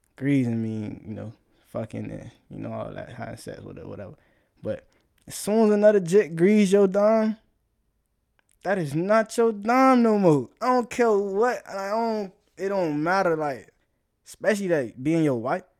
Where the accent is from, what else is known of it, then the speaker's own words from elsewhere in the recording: South Florida, United States; I'm from South Florida, so, you know, vibing what we do. That's all we do down there